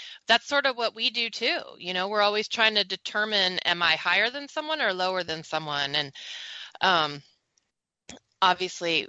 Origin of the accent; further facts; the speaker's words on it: Silicon Valley, California, United States; I grew up in the Silicon Valley